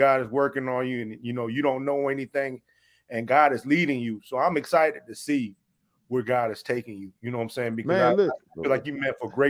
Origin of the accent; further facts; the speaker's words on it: Tennessee, United States; I'm still from Tennessee